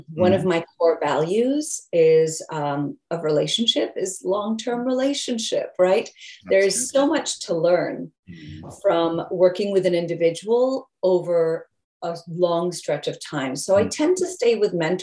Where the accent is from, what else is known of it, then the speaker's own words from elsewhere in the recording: England, United Kingdom; moved away; I was born in England